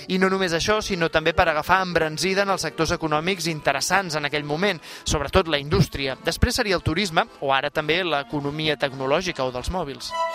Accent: Catalonia, Spain; com som els catalans

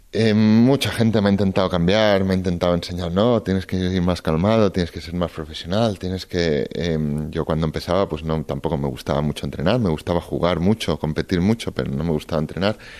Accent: Barcelona, Catalonia, Spain; yo soy catalán, yo soy español y soy muy, muy, muy de Barcelona

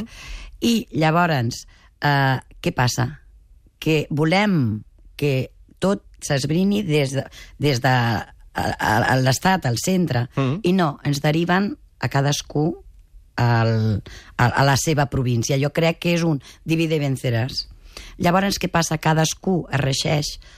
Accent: Mataró, Catalonia, Spain; sóc de Mataró

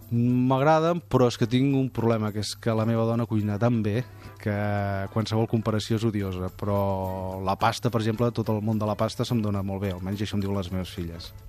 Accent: Parets del Vallès, Catalonia, Spain; Parets té una cosa que no té cap altre poble del món, que és que és on he nascut, eh, on he crescut, on visc

